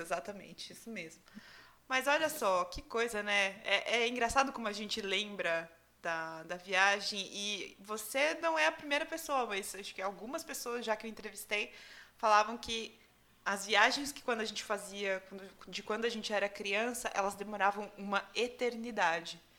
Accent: Itu, São Paulo, Brazil; eu sempre morei em Itu. Eu nasci em Itu

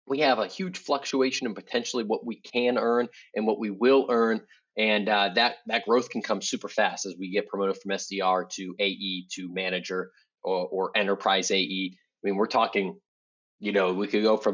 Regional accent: Boston, Massachusetts, United States; I'm a Boston guy

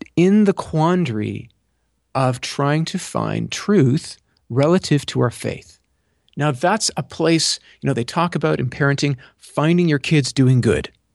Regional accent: Canada; being Canadian

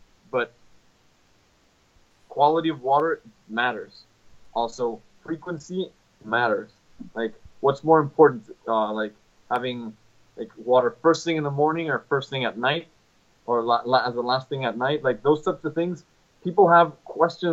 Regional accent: Mexico; I'm from Mexico.

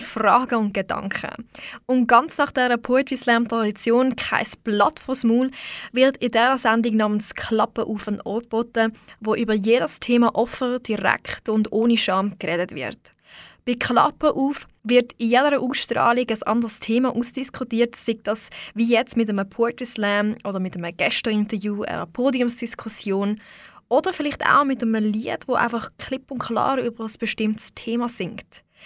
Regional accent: Switzerland; das bin ich ja auch

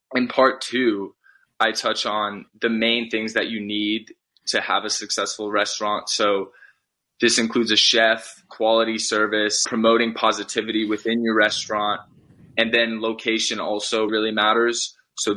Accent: Los Gatos, California, United States; Los Gatos, where I'm from, my hometown

